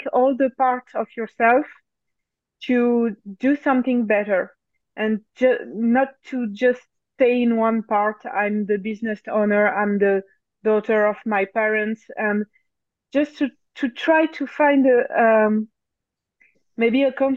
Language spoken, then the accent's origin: English; France; accent: French; English is a second language; So I'm French. Maybe you can notice my accent even if I try to erase it.